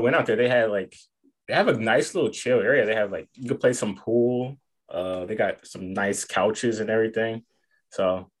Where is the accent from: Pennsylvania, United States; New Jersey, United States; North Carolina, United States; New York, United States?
North Carolina, United States; Charlotte; So I grew up skating in Charlotte, North Carolina.